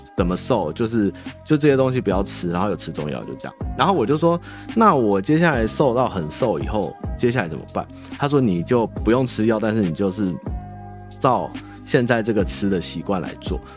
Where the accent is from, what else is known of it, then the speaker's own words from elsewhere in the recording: Taipei, Taiwan; also born or lived in Chiayi / Tainan; 我们台北人的台语烂